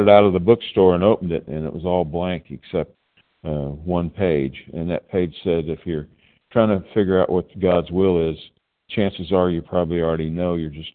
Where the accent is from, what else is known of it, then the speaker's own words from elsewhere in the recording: Tulsa, Oklahoma, United States; I'm from Oklahoma, Tulsa, Oklahoma, but I'm sitting in a room in New Jersey